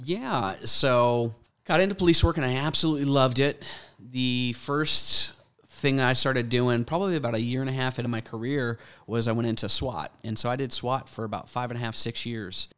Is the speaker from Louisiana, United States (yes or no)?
yes; Mandeville, Louisiana, United States; accent: Tennessee New Orleans mix; also born or lived in Tennessee; now in Alpharetta, United States; I grew up in Louisiana